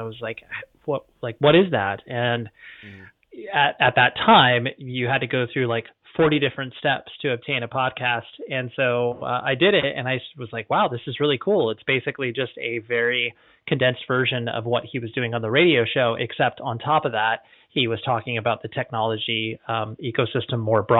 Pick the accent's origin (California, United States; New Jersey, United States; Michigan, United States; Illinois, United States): California, United States; Orange County, Southern; also born or lived in Las Vegas, Nevada; I've just always like Southern California, in particular the Orange County area. That's where I've cut my teeth and that's where I still live